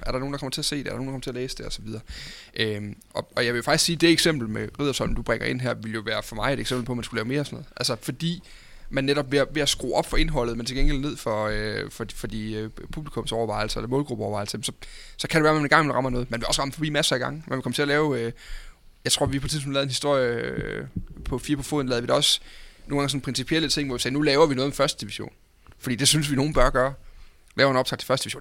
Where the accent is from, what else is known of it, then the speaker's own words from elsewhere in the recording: North Jutland, North Denmark Region, Denmark; Jammerbugt op fra den del af landet, hvor jeg kommer fra